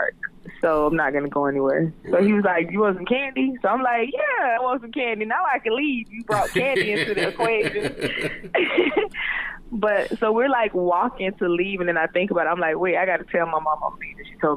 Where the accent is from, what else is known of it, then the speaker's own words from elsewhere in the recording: Jacksonville, Florida, United States; I am from out east